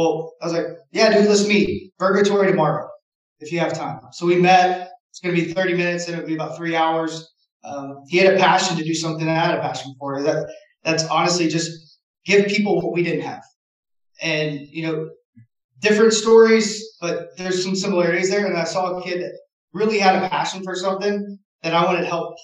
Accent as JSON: {"language": "English", "town": "Knoxville", "region": "Tennessee", "country": "United States", "tie": "born or raised there", "said": "I'm from Tennessee, Knoxville"}